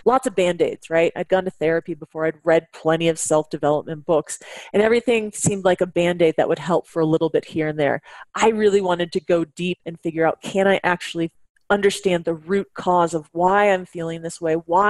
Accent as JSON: {"language": "English", "area": "Bay Area", "region": "California", "country": "United States", "tie": "born or raised there", "also_born_or_lived": "Washington", "said": "I was born and raised in the Bay Area"}